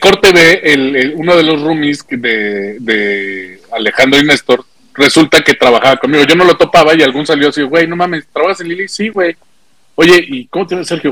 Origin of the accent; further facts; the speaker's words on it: Mexico; ver una banda mexicana